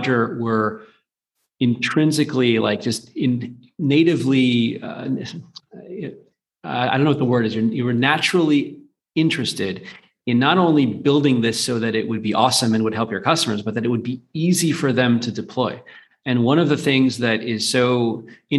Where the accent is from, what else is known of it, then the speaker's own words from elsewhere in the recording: United States; now in London, United Kingdom; I'm American. I live in London.